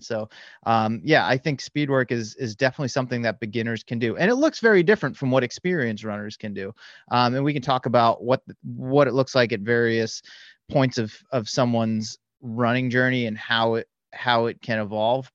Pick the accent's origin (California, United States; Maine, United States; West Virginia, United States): California, United States; the Bay Area; I am from the Bay Area. I live just north of San Francisco